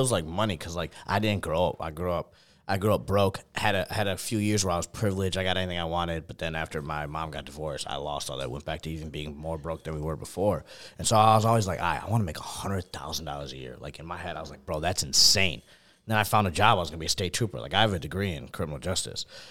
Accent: New York, United States; also born or lived in Buffalo; which is about an hour and twenty minutes from where, like, my hometown is

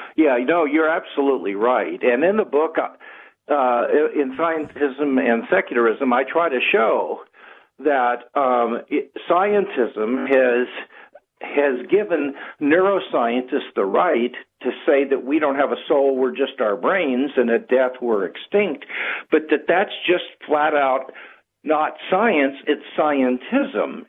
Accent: Kansas City, United States; now in Southern California, United States; I am from Kansas City originally

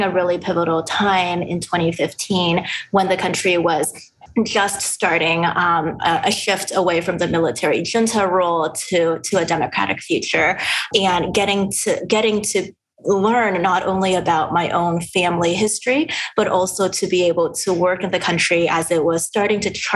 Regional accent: Los Angeles, California, United States; now in Seattle, United States; I grew up in the Los Angeles area

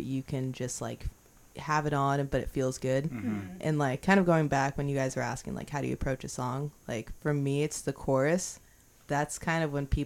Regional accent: Beaverton, Oregon, United States; I'm from Beaverton, like, I'm not from the hood

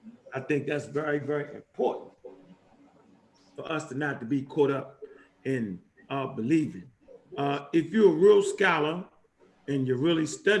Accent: Florida, United States; from Florida.

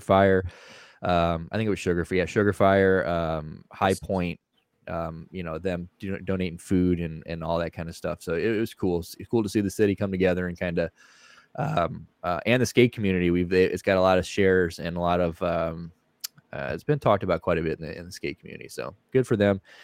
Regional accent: St. Louis, Missouri, United States; I am from St. Louis. We're all originally from St. Louis. Uh, I'm the only one that's still in St. Louis

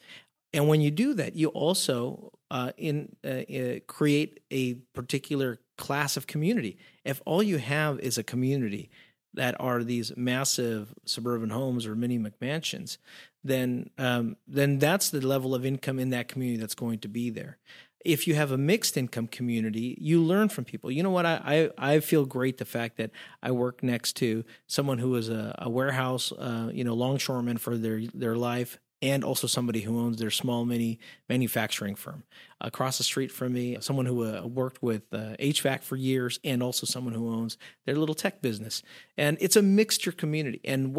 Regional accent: Mexico; I mean, I grew up in Mexico where you always had almost 3 to 4 generations in a household.

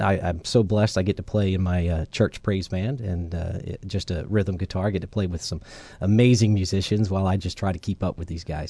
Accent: Charleston, South Carolina, United States; I'm from Charleston, South Carolina

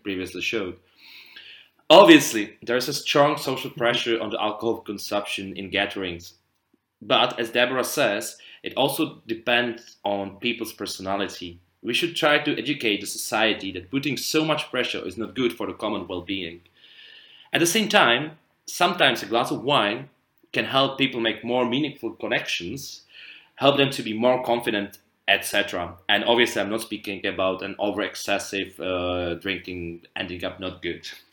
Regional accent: Prague, Czechia; from Prague, Czech Republic

